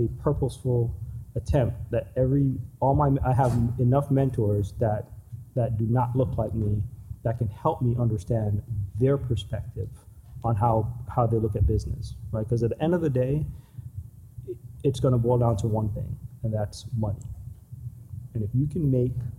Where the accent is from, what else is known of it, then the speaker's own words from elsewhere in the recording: New York, United States; also born or lived in Jamaica; I grew up in New York. First part of my life, I grew up in Jamaica